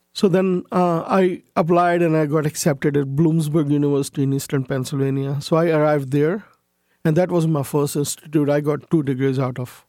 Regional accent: Karachi, Sindh, Pakistan; also born or lived in United States; now in Canada; I grew up in Pakistan as a majority Muslim, all my friends were non-Muslims.

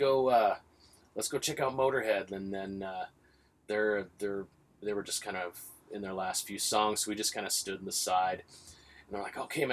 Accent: Vancouver, British Columbia, Canada; I'm Canadian. I'm from Vancouver

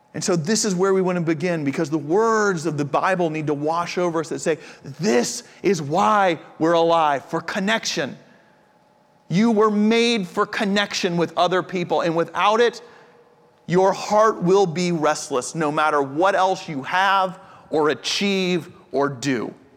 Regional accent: United States; also born or lived in Japan; I'm from the States

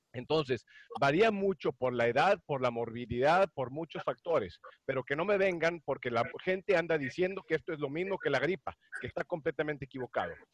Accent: Monterrey, Nuevo León, Mexico; yo nací en Monterrey

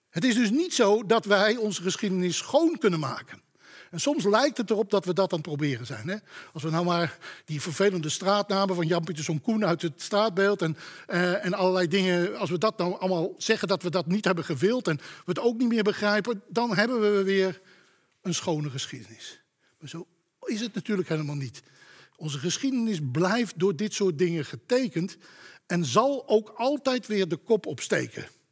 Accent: Amsterdam, North Holland, Netherlands; Ik kom toevallig uit Amsterdam

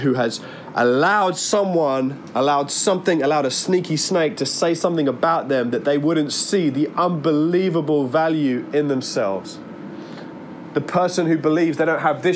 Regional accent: Worcester Park, London, United Kingdom; I grew up living around Worcester Park, Sutton Way

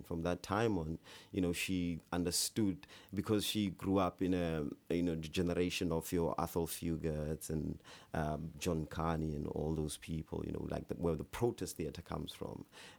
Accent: South Africa; when you're growing up in South Africa, especially when you're growing up in these remote villages, in these small towns, you know, you never get to get access to theatre.

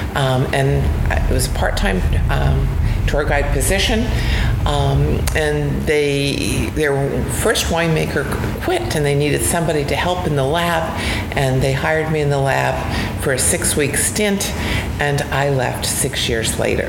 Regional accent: New Jersey, United States; I grew up in New Jersey

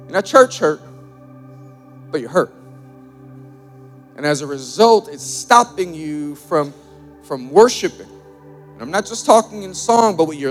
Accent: New York, United States; Born and raised in New York

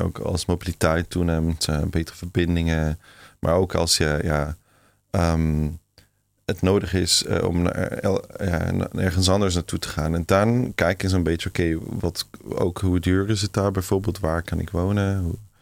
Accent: Switzerland; Dutch is a second language; moved away; in Zwitserland, waar ik opgegroeid ben

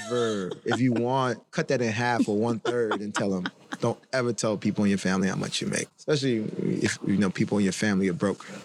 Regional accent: Chapel Hill, North Carolina, United States; we grew up in Chapel Hill, North Carolina

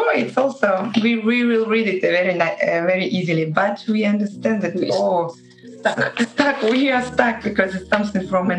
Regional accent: Saint Petersburg, Russia; English is a second language; We are from St. Petersburg.

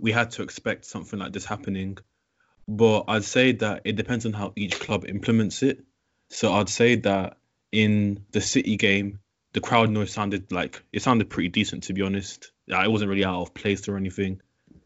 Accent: London, United Kingdom; I'm from South London

